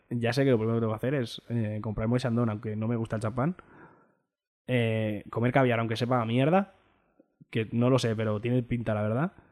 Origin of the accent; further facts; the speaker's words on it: Spain; Pero bueno, soy española, ¿qué quieres que te gane?